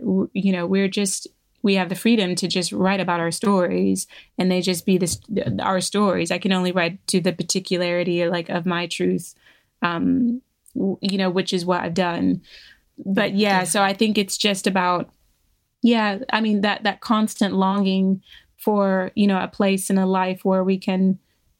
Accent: Virginia, United States; moved away as an adult; now in London, United Kingdom; I grew up in Virginia, in the South, I had a perfectly lovely and enjoyable childhood

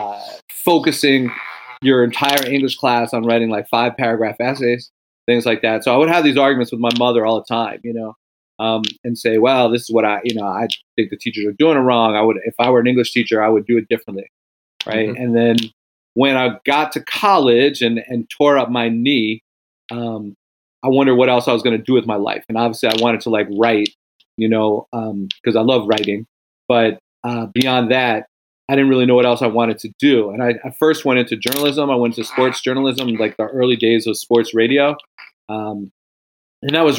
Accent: White Plains, New York, United States; also born or lived in California; now in Ann Arbor, United States; I grew up in a suburb of New York City called White Plains

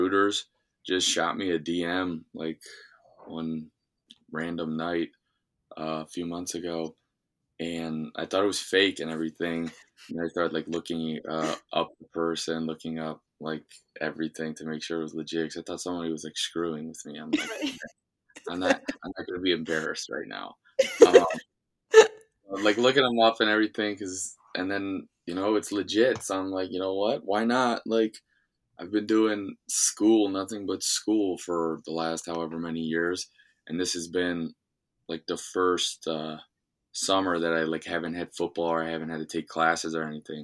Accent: Cleveland, Ohio, United States; my hometown, downtown Cleveland

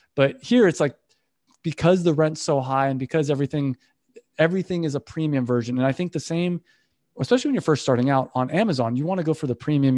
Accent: California, United States; also born or lived in Valencia; we're from California

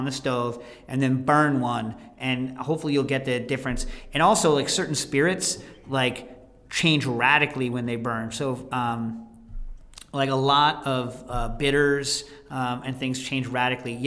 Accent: New York City, New York, United States; also born or lived in Morningside Heights, New York; we're from the Lower East Side

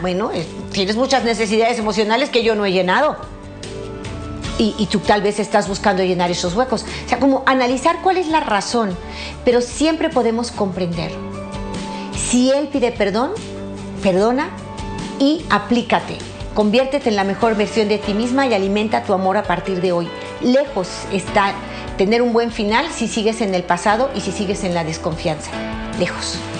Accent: Mexico; mi país, México

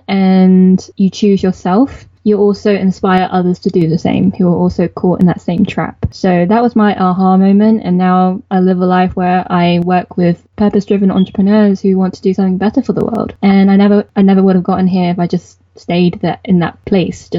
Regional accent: United Kingdom; I am a British-born Chinese, so BBC. And my parents are from Hong Kong

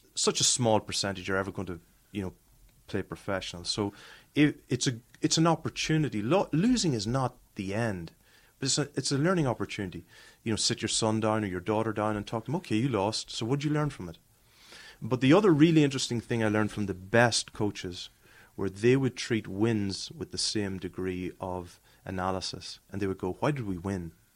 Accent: Ireland; moved away; growing up in Ireland

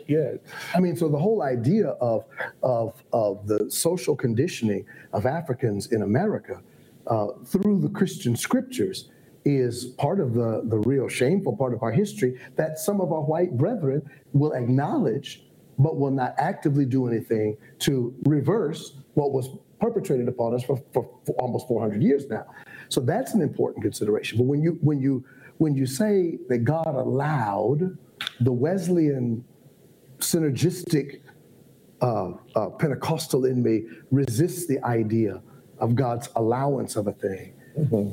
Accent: Ohio, United States; moved away as an adult; now in Atlanta, United States; I was raised in Ohio. How I ended up in Atlanta was Morehouse College

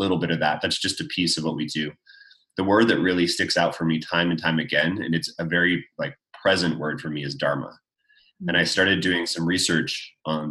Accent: Canada; I grew up in Canada

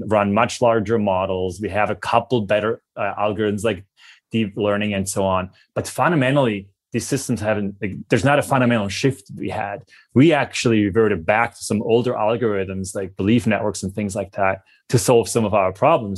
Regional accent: Switzerland; accent: Swiss; my Swiss accent

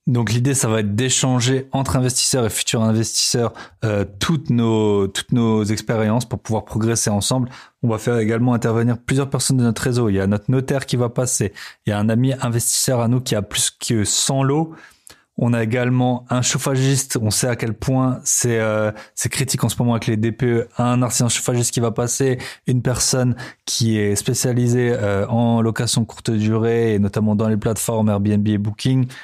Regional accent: France; moved away as an adult; ça fait aussi 11 ans maintenant que je suis parti euh, de la France

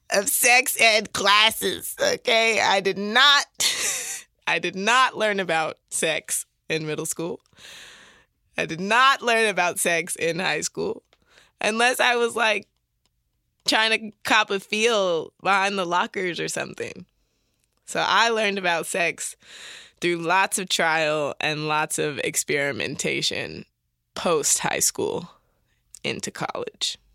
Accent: Detroit, Michigan, United States; I grew up in the Detroit.

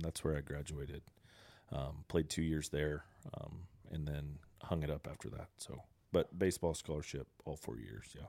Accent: Coweta, Oklahoma, United States; also born or lived in Texas; I'm a born and raised Coweta guy

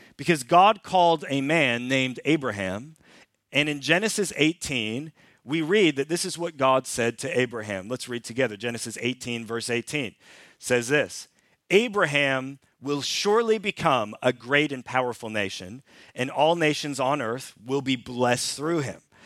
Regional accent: Canada; now in Sweden; I'm Canadian, and we lived in Canada for a number of years

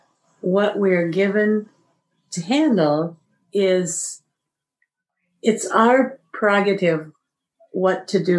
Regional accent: Iowa, United States; I'm from Iowa

